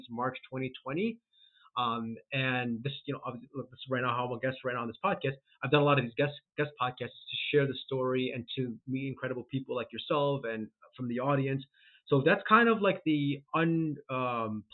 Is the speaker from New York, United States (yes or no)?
no; Chicago, Illinois, United States; I'm born and raised in Chicago, currently in Chicago, actually in the suburbs of Chicago